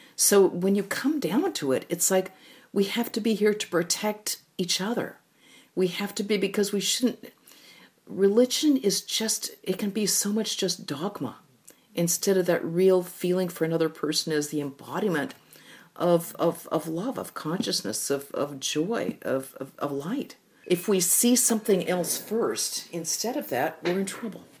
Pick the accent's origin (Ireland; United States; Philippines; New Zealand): United States; we, as Americans